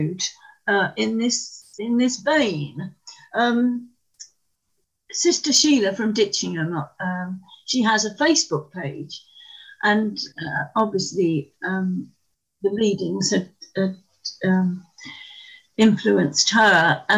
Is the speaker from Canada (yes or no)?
no; London, United Kingdom; moved away; I was brought up in London, in a terrace street which gave off onto the South Circular Road, very built up. But fortunately, just over that road was Woolwich Common